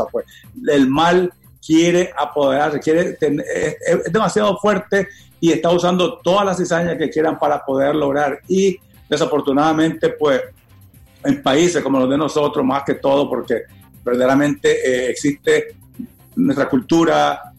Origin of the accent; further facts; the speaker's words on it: Nicaragua; es muy importante que todo nicaragüense esté enfocado viendo la situación de nuestro país porque como nicaragüenses que somos, pues tenemos que preocuparnos